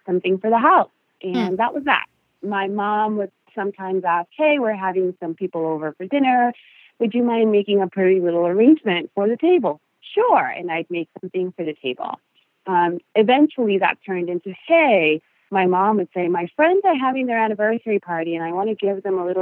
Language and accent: English; Costa Rica; first language Spanish; English is a second language; moved away; my first language is Spanish. My second is English.